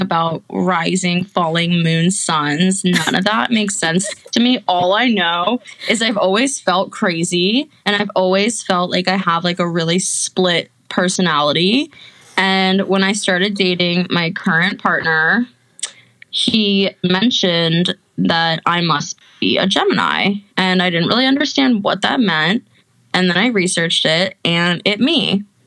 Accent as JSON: {"language": "English", "town": "Olney", "region": "Maryland", "country": "United States", "also_born_or_lived": "Gainesville, Florida", "moved": "as an adult", "said": "I'm a Jew from Olney, Maryland"}